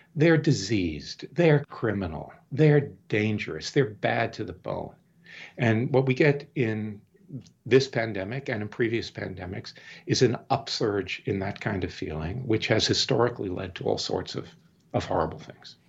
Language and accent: English; Deep South, United States; now in Maine, United States; I grew up in the Deep South in the fifties and sixties